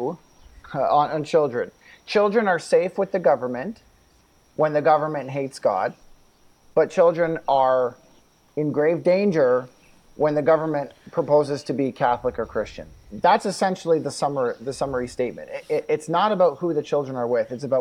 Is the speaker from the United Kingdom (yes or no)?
no; Canada